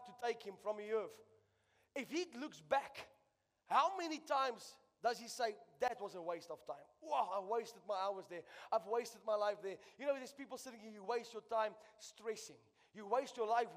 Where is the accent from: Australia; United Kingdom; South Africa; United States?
South Africa; I'm a South African.